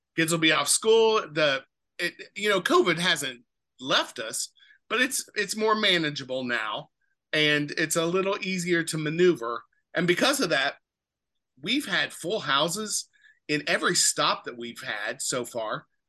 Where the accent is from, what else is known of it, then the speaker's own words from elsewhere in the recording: Speedway, Indiana, United States; moved away as an adult; also born or lived in Los Angeles / Seattle / Virginia / Cincinnati; I grew up in Speedway on the west side of Indianapolis where the 500 is